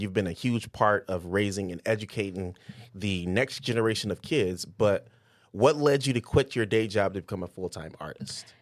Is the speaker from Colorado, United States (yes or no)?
no; Detroit, Michigan, United States; now in Cedar Rapids, United States; I'm from Detroit